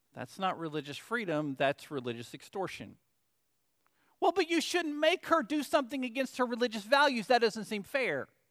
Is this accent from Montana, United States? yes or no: no; Arkansas, United States; I'm from Arkansas